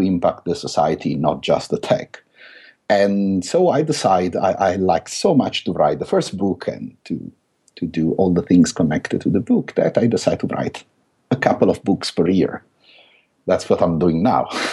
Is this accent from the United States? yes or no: no; Italy; accent: thick Italian; English is a second language; now in London, United Kingdom; I still have this thick Italian accent